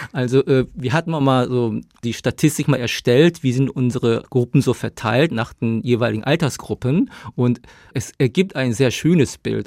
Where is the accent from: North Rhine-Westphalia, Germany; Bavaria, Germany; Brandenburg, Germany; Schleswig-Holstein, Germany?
North Rhine-Westphalia, Germany; Dinslaken; first language Korean; German is a second language; moved away as an adult; also born or lived in South Korea / Tübingen; now in Stuttgart, Germany; ich bin aufgewachsen im Ruhrgebiet in Dienstlaken